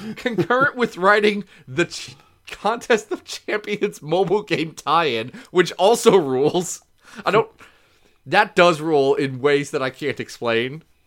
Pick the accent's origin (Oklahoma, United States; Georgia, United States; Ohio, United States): Ohio, United States; I'm just from Ohio